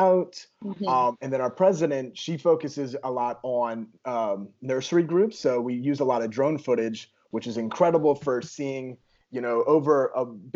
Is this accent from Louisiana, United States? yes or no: yes; Louisiana, United States; now in Texas, United States; I'm from Louisiana and I'm living in Texas